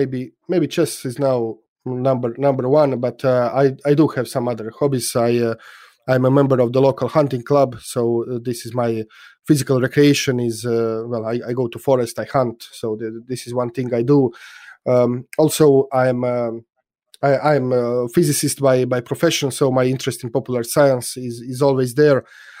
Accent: Split, Split-Dalmatia County, Croatia; yes, and Split is my hometown. I was born in Split, although I don't live in Split. So my parents are there. So when I go to Split, it's I'm home.

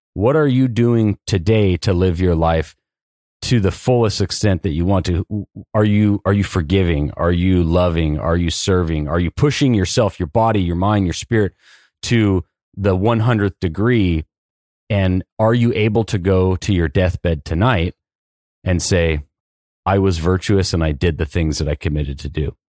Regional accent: Southern California, United States; born and raised in Southern California

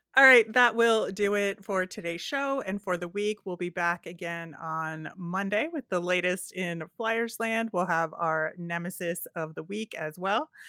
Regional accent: Philadelphia, Pennsylvania, United States; the one way that people can tell I'm from the Philadelphia area is the way I say water ice

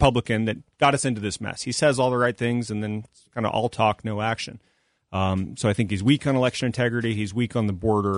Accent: Tucson, Arizona, United States; my hometown of Tucson

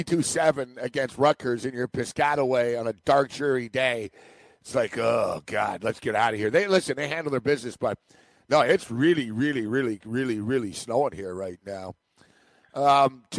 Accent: Montreal, Quebec, Canada; I'm from Montreal where, you know, basically old ladies walk their dog in their bathrobes in snowstorms

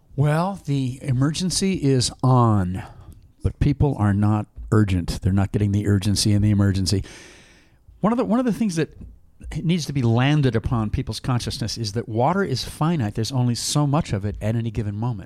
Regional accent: Midwest, United States; I'm from the, the Midwest, so I'm, I'm, with my accent

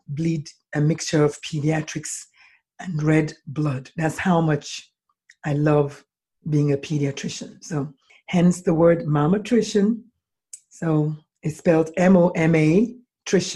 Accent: Nigeria; moved away as an adult; now in United States; I was born in Nigeria, and I American nationalized. I went to medical school in Nigeria

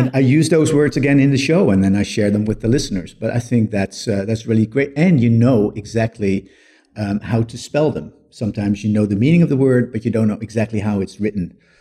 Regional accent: Netherlands; English is a second language; moved away as an adult; now in Cape Town, South Africa; I grew up in the Netherlands, and in two thousand five, I emigrated to South Africa, Cape Town, South Africa.

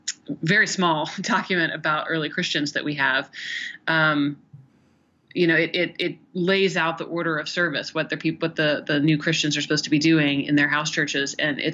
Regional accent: Oregon, United States; born there; also born or lived in Kentucky / Tennessee / South Carolina / Indiana; now in Ohio, United States; I was born in Oregon, lived in Kentucky, Tennessee, South Carolina, I think maybe a little bit in Indiana, and now Ohio. So I'm from everywhere.

